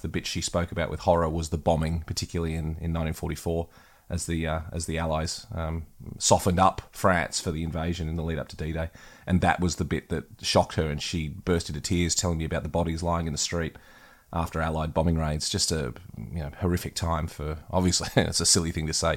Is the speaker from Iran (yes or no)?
no; Australia